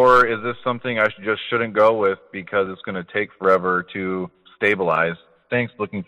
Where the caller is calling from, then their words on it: Kalamazoo, Michigan, United States; I'm calling from Kalamazoo, Michigan.